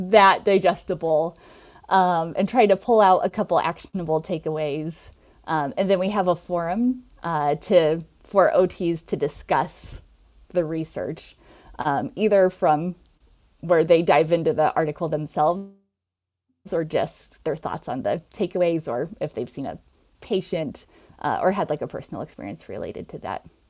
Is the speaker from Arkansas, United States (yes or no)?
no; Nebraska, United States; also born or lived in Minnesota / New York; I'm from Nebraska originally